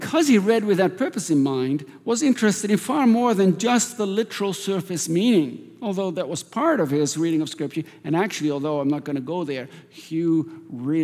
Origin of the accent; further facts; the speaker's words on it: Netherlands; moved away; I grew up in Holland